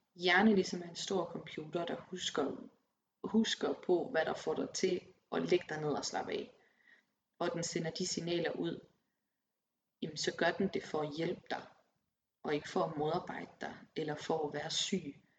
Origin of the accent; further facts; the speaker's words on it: Aarhus, Central Denmark Region, Denmark; moved away as an adult; also born or lived in Copenhagen; En kæmpe by i forhold til Aarhus, hvor jeg kommer fra.